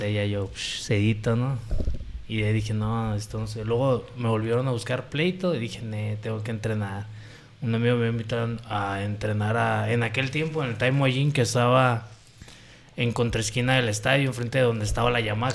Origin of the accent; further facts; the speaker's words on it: Puerto Vallarta, Jalisco, Mexico; soy originario de Puerto Vallarta, Jalisco, México. Pata salada de corazón.